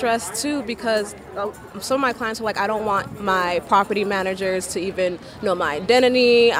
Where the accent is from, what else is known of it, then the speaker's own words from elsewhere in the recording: Nigeria; now in United States; I'm Nigerian, so in Nigeria, in my country, it is illegal to be gay.